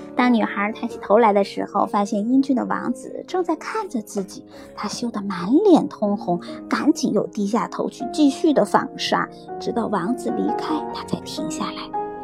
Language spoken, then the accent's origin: Chinese; China; now in Australia; 我们中国人